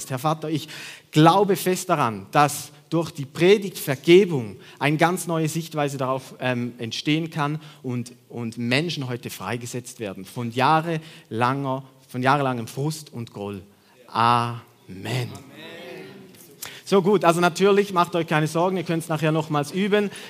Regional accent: Switzerland; Ich bin Schweizer.

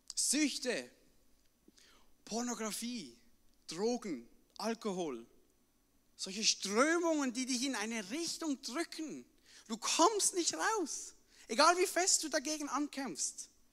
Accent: Switzerland; bei uns in der Schweiz muss man immer übersetzen

